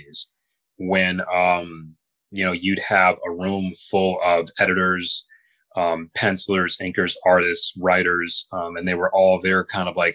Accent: Grand Rapids, Michigan, United States; the years growing up in Grand Rapids, Michigan

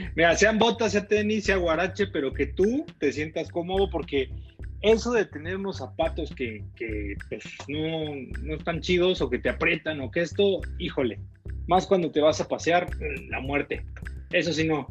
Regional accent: Mexico; Yo como mexicano

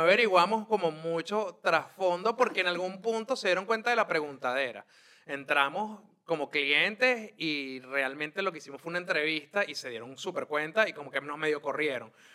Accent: Caracas, Capital District, Venezuela; yo crecí en Montalbán, en un piso 6, en un apartamento de dos habitaciones, clase media baja

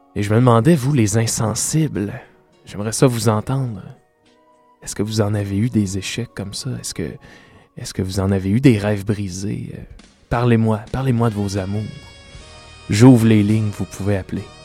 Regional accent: Salaberry-de-Valleyfield, Quebec, Canada; Je viens moi-même de Salaberry, de Valleyfield

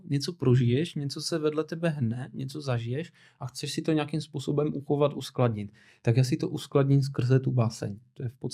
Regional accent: Czechia; Laka, ne, Česko, já jsem prostě Čech

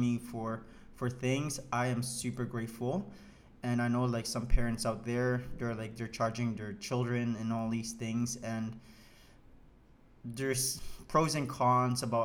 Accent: Saskatchewan, Canada; moved away as an adult; now in Montreal, Canada; I'm from Saskatchewan, I'm not from here

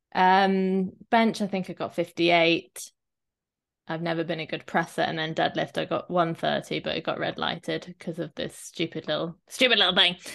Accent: Shepton Mallet, South West England, United Kingdom; I grew up near Glastonbury

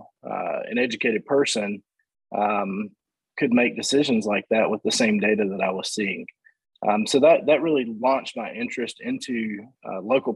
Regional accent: Stanly County, North Carolina, United States; moved away as an adult; also born or lived in Michigan; I grew up in Stanley County

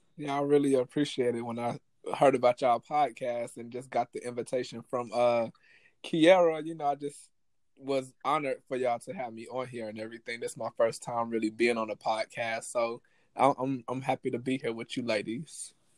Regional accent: United States; people growing up in America

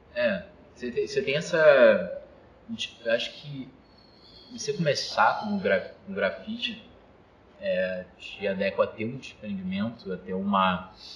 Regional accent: Mesquita, Rio de Janeiro, Brazil; moved away as an adult; Cria de Mesquita. Morei minha vida toda, assim, basicamente, Mesquita

